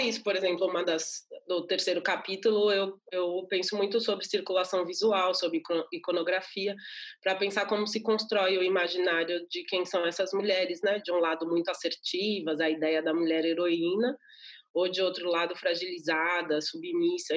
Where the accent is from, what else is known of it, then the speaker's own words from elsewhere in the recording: São Paulo, Brazil; eu nasci no Capão Redondo, que é um bairro da periferia aqui de São Paulo